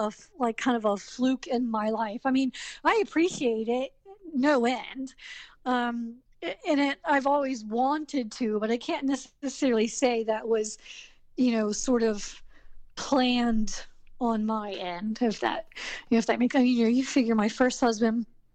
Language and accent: English; the South, United States; accent: Southern; And because I have a very Southern, not a Georgian accent. I don't sound like I'm from Georgia.